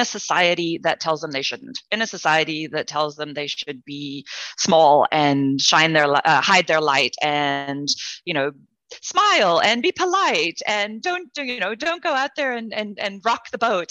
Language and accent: English; South Africa; I grew up in South Africa during apartheid in an interracial family